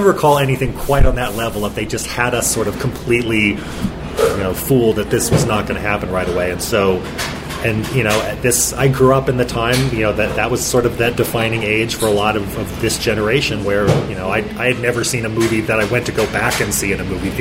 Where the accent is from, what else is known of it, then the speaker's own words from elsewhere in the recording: Bakersfield, California, United States; moved away as an adult; now in Salt Lake City, United States; I grew up in Bakersfield, California